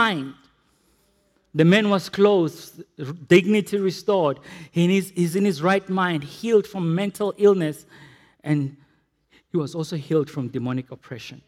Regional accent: Potchefstroom, North West, South Africa; growing up in Potchefstroom

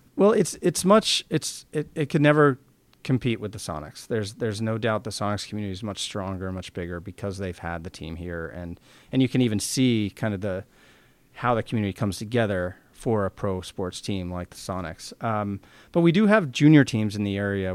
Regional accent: San Francisco, Oakland area, California, United States; now in Seattle, United States; Growing up in San Francisco, Oakland area, hockey didn't exist

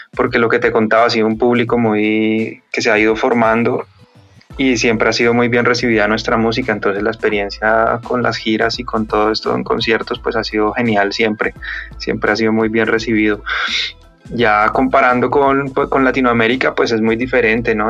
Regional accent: Colombia; now in Madrid, Spain; Somos tres colombianos

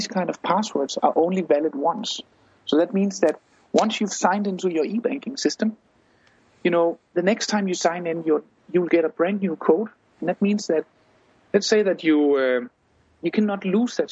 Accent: Denmark; I come from Denmark myself

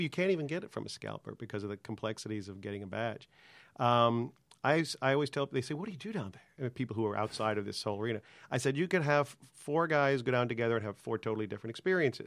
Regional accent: Long Island, New York, United States; moved away as an adult; I'm from New York, product of, uh, working class Long Island, public school education

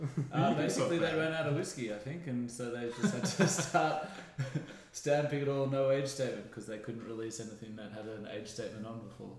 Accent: Australia; we're Australian

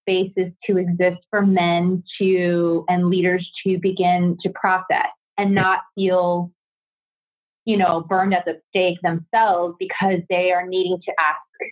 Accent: United States; we as Korean American women who love the Korean church

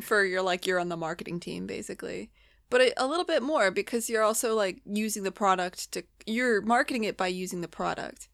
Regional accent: United States; I'm American

